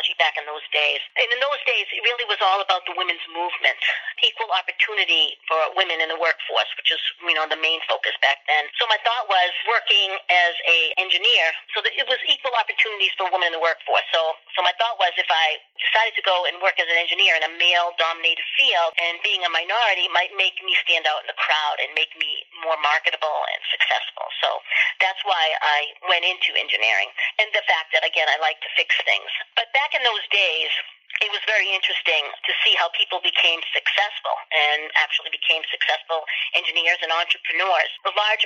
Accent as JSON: {"language": "English", "region": "East Coast", "country": "United States", "also_born_or_lived": "Sharon, Massachusetts", "said": "I come from the East Coast, and I reside in Sharon, Massachusetts"}